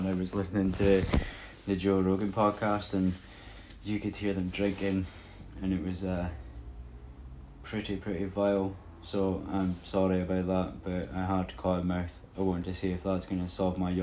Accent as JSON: {"language": "English", "region": "Scotland", "country": "United Kingdom", "said": "coming from Scotland"}